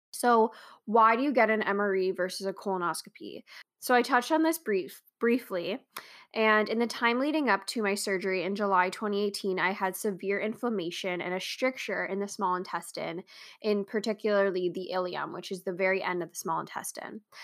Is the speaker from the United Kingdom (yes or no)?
no; Canada; I am a Canadian entrepreneur, blogger, architectural designer, and Crohn's warrior